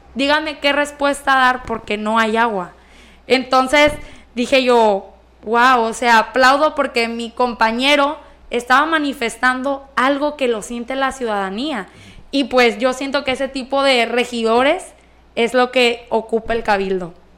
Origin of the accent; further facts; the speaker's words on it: Escuinapa, Sinaloa, Mexico; yo nací aquí en Escuinapa, entonces yo veía mi municipio que carecía de todo